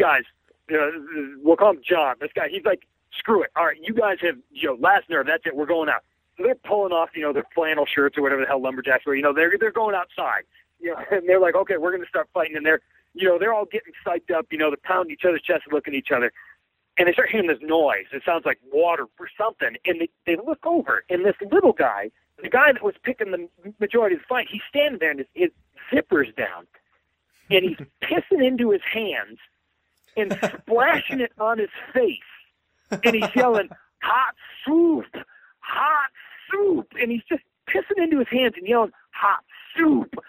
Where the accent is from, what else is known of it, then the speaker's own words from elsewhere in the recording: upstate New York near Utica, United States; I grew up there and went to a tiny little school in upstate New York near Utica